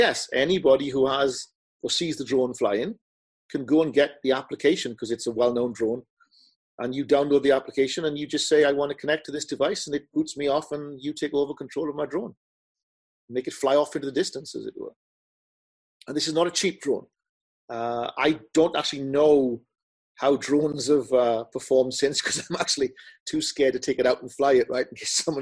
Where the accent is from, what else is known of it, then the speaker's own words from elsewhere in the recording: United Kingdom; I'm British